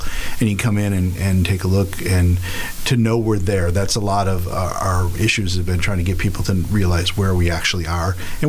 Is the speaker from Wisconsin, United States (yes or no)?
yes; Horicon, Wisconsin, United States; I'm from Horicott.